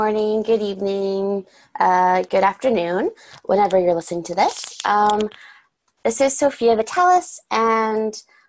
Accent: Vancouver, British Columbia, Canada; I was born on Squamish territory, and have grown up in the Vancouver area of the Musqueam, Squamish, and Tsleil-Waututh land.

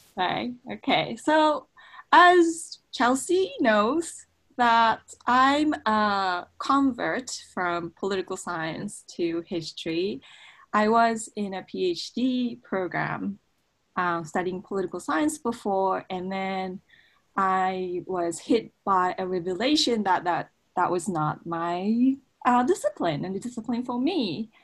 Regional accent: Japan; moved away as an adult; also born or lived in United States; I I was from Japan and I was studying in the U.S.

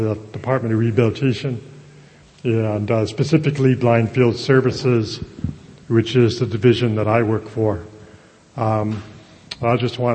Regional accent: Ventura, Santa Barbara area, California, United States; moved away as an adult; also born or lived in Fremont / Oxnard; now in Los Angeles, United States; I'm from the Ventura, Santa Barbara area

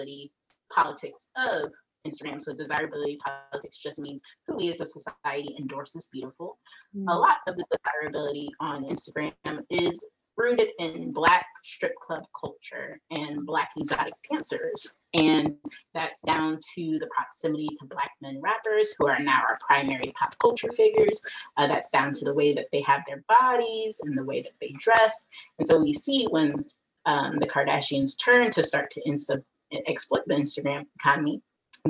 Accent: Atlanta, Georgia, United States; I was raised in Atlanta

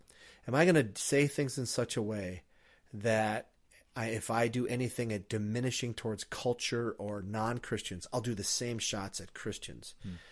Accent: Minnesota, United States; I didn't. I grew up in Iron Range where, you know, beer is like orange juice and cussing is like, cussing's like talking.

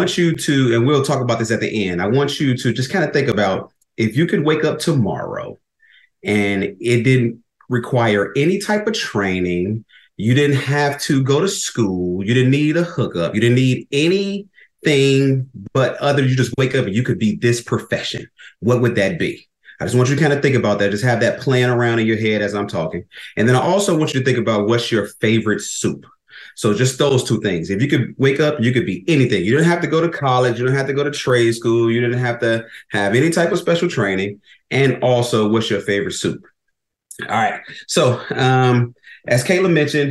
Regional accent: Chicago, Illinois, United States; moved away as an adult; now in Arizona, United States; I'm originally from Chicago, born and raised there

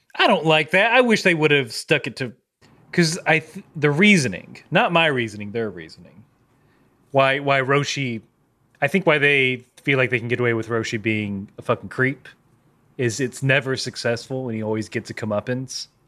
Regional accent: United Kingdom; I'm British.

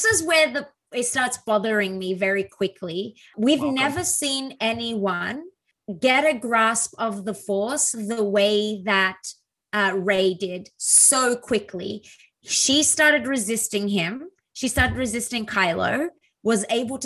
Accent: Australia; The problem with being an Aussie is I don't say the T

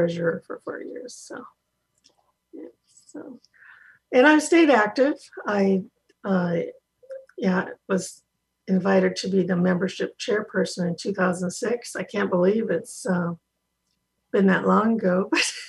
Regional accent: Iowa, United States; I grew up in Iowa, got back to Iowa

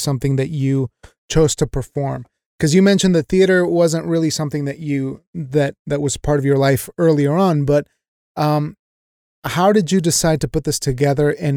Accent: Evanston, Wyoming, United States; growing up in Evanston, Wyoming

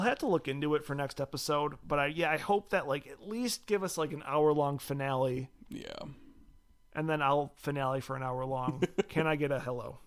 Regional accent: Michigan, United States; we're from Michigan

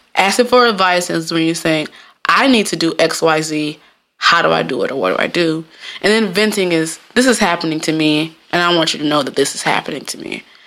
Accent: Jamaica; I'm Jamaican

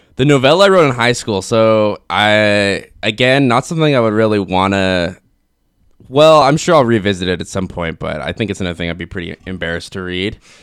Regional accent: Kelowna, British Columbia, Canada; moved away as an adult; I grew up in Kelowna

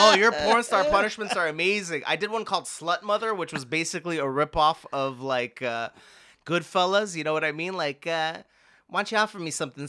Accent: Montreal, Quebec, Canada; I'm from Montreal

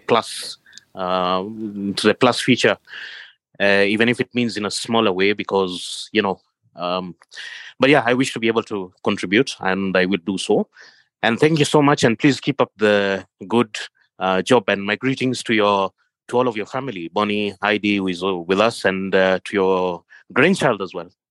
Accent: Kenya; now in Jordan; I am from Kenya originally in East Africa

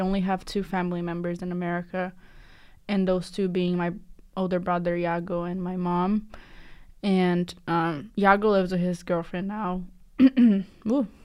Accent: Curitiba, Paraná, Brazil; now in United States; I'm from a city called Curitiba. It's in the state of Paraná.

